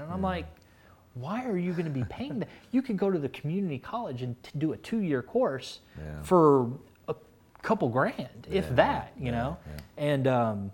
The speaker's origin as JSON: {"language": "English", "region": "Texas", "country": "United States", "also_born_or_lived": "Kentucky", "moved": "as an adult", "lives_now": "North Carolina, United States", "said": "I'm originally from Texas"}